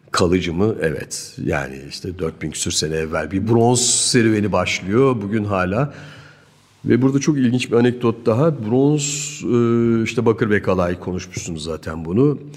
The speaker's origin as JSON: {"language": "Turkish", "region": "Zonguldak", "country": "Turkey", "tie": "born there", "also_born_or_lived": "Germany", "said": "Evet, Türkiye Zonguldak doğumluyum. İstanbul'da bir akademide bir 3 sene kadar eğitimim var. Ondan sonra bir Almanya süreci var ee, ki bu da 20-25 sene belki hatta 30 seneyi bağlayan bir süreç."}